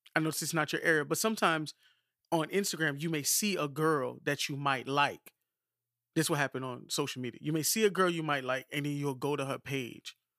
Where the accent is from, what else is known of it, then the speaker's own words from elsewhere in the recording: Miami, Florida, United States; I'm from Miami